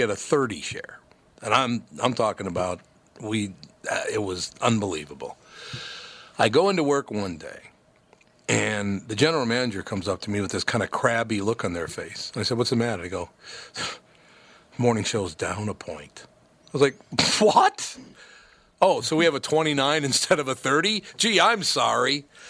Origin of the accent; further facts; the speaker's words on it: Minnesota, United States; I was born and raised in Minnesota. I love Minnesota.